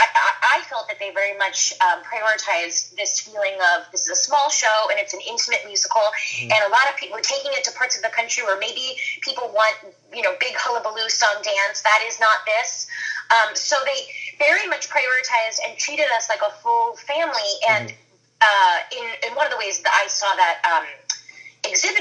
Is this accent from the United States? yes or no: yes; East Coast, United States; I grew up on the East Coast